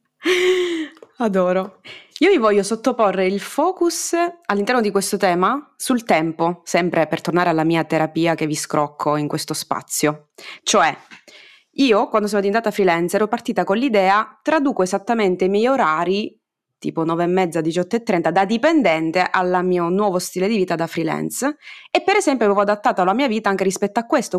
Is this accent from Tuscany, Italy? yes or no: no; Sicily, Italy; mi escono in romanaccio, pur essendo io siciliana